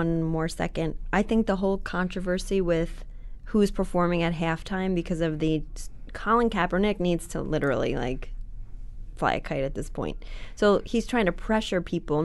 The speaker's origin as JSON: {"language": "English", "region": "New York", "country": "United States", "said": "being a New Yorker"}